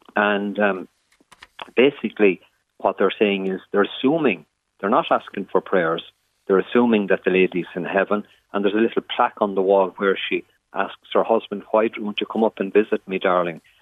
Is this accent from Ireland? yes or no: yes; Ireland; It's a part of what we are as Irish people